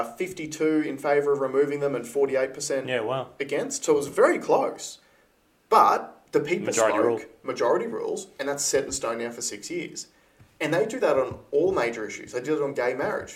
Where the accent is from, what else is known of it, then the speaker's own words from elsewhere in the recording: Queensland, Australia; me being a Queenslander